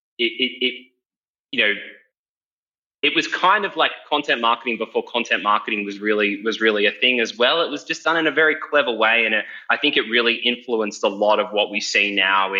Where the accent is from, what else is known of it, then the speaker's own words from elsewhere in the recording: Parramatta, New South Wales, Australia; I grew up around Parramatta